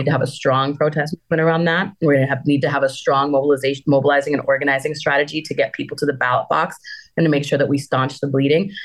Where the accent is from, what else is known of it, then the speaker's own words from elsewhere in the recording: Wisconsin, United States; now in Amarillo, United States; Wisconsin is my home state. And I just happened to live in Amarillo